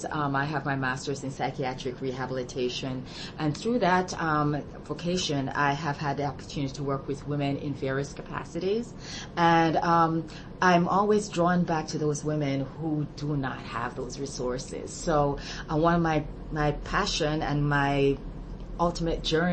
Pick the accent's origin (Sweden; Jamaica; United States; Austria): Jamaica; moved away as an adult; I'm from Jamaica originally, and I came here 30-odd years ago